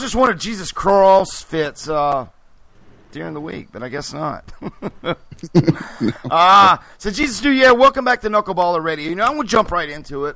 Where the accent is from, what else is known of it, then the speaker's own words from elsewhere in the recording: just north of Charlotte, North Carolina, United States; also born or lived in Greensboro, North Carolina; I'm from North Carolina, just north of Charlotte. I'm in Greensboro, North Carolina.